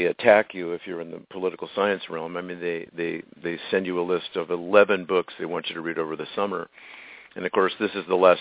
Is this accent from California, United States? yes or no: yes; Los Angeles, California, United States; also born or lived in Glendale, California; I grew up in the Tujunga community.